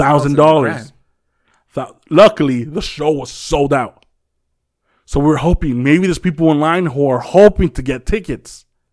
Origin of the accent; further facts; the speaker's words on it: Compton, California, United States; Like, we're from Compton or whatever.